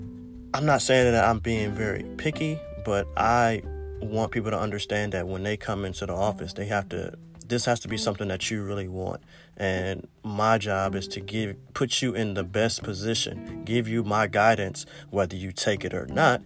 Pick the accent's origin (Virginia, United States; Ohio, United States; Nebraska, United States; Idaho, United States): Ohio, United States; East Cleveland; moved away as an adult; growing up in East Cleveland